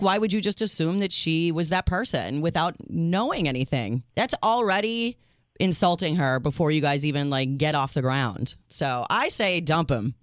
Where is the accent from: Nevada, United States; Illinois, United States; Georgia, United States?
Illinois, United States; Chicago; accent: Chicago; my accent is all Chicago